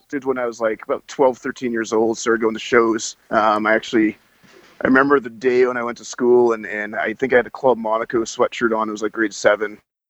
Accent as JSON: {"language": "English", "town": "Calgary", "region": "Alberta", "country": "Canada", "said": "I'm from Calgary. Yeah, we're based out of Calgary"}